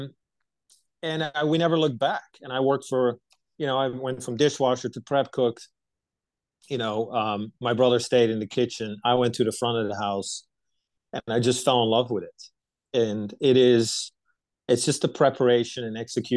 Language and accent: English; right outside of Amsterdam, North Holland, Netherlands; moved away as an adult; now in United States; I was born and raised in Europe. I lived most of my life in the Netherlands, born right outside of Amsterdam